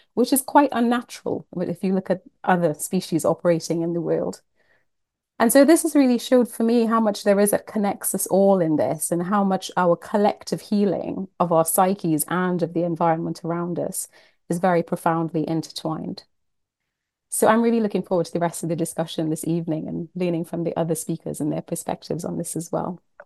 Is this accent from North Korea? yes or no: no; Trinidad & Tobago; moved away; I am from the Caribbean. I was born and brought up in Trinidad and Tobago